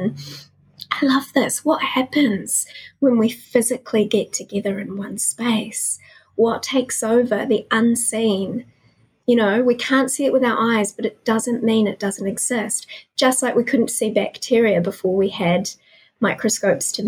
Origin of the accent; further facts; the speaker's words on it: New Zealand; I was born to a solo mum in New Zealand who was kicked out of home for being pregnant